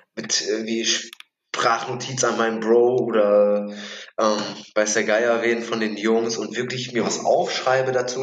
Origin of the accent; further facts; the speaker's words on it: Germany; also born or lived in Mülheim an der Ruhr; now in Bremen, Germany